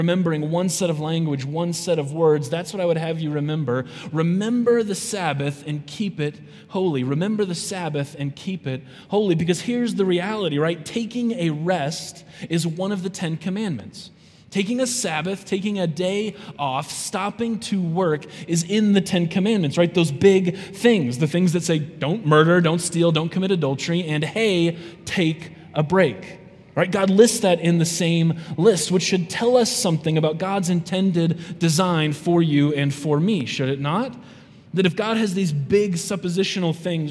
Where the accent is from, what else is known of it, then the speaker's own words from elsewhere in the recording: South Dakota, United States; I'm from South Dakota